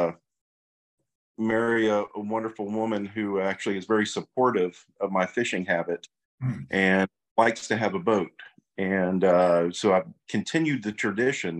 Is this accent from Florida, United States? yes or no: yes; Florida, United States; I'm a Florida cracker. I was born in Eastern Florida